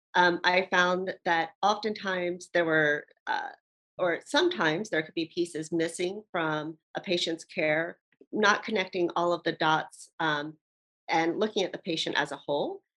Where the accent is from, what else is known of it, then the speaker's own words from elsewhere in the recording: Baltimore, Maryland, United States; now in Hawaii, United States; I'm originally from Baltimore, Maryland, uh, but I've been here in Hawaii for 20 years.